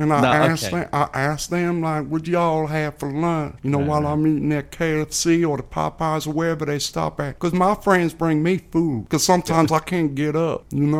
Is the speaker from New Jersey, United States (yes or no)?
no; Chicago, Illinois, United States; I grew up in the inner city of Chicago, man. And it's a godsend that I'm still here with all the gun violence I grew up around.